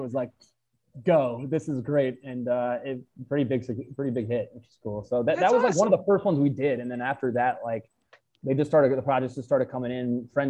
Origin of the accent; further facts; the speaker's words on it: New York City, New York, United States; I grew up in Manhattan